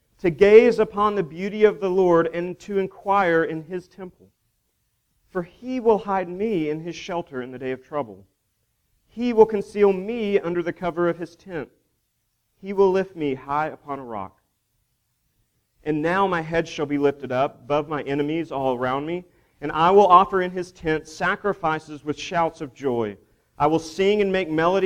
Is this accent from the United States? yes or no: yes; Duncan, Oklahoma, United States; I grew up in Duncan, Oklahoma